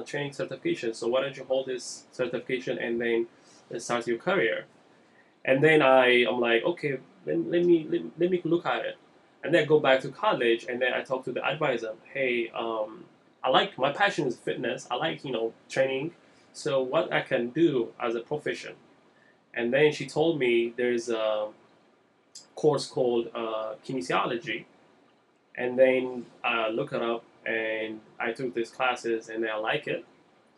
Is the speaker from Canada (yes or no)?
no; Ethiopia; moved away; I'm from Ethiopia originally.